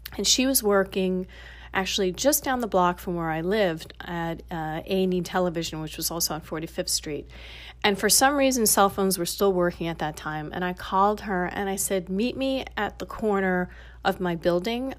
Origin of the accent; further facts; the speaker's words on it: New York City, New York, United States; moved away as an adult; now in Los Angeles, United States; growing up in Queens and living in the city